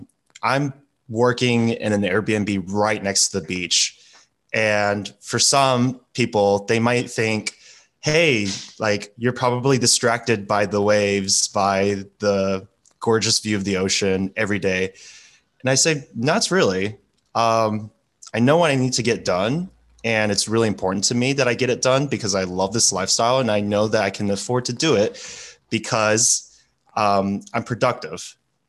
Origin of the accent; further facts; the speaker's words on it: United States; I'm American, I'm a gringo